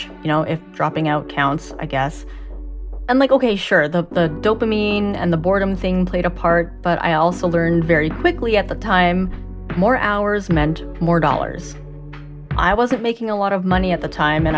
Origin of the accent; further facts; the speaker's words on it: Canada; I'm a Canadian-born Asian with ADHD.